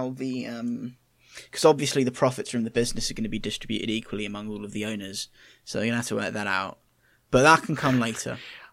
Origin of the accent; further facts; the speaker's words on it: Moortown, Yorkshire and the Humber, United Kingdom; Yeah, we're from Moortown.